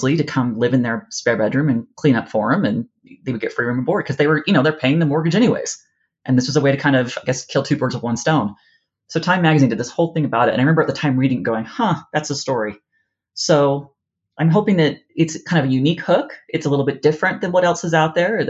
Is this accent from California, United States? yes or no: yes; Moreno Valley, California, United States; I grew up in Moreno Valley. It's near Riverside